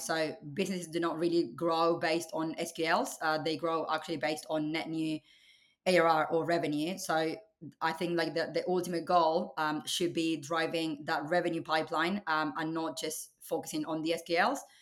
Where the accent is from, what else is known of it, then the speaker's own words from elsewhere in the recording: Buenos Aires, Argentina; moved away as an adult; now in United Kingdom; I was born and raised in Argentina, um, in Buenos Aires.